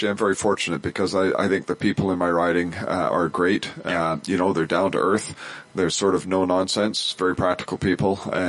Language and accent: English; Prince George, British Columbia, Canada; also born or lived in Cluculz Lake, British Columbia; I was born and raised in Prince George. You know, I lived my whole life in northern BC.